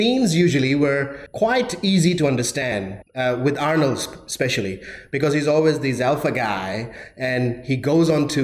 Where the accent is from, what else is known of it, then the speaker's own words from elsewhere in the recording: Pakistan; moved away; I was born in Pakistan, and growing up there, the only English movies that people really liked were action movies or kung fu movies